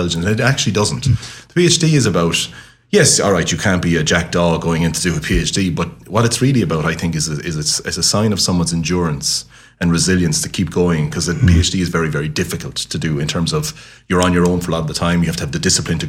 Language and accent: English; Limerick, Munster, Ireland; also born or lived in Dublin / Cork; I spent all my life on at Lunkard Street, really, growing up in the King's Island, which I loved.